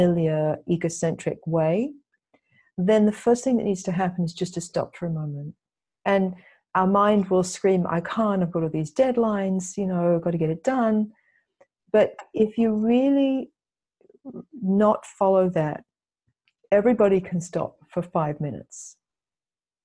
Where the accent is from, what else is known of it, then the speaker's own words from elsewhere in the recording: Australia; also born or lived in England; now in United States; I grew up in Australia